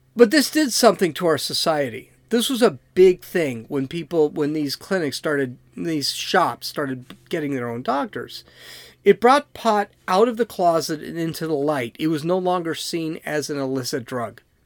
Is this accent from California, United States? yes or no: yes; San Diego, California, United States; I'm from San Diego.